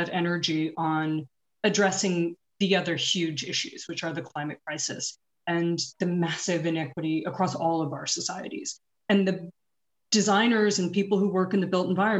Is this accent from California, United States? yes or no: no; New York, United States; even as a New Yorker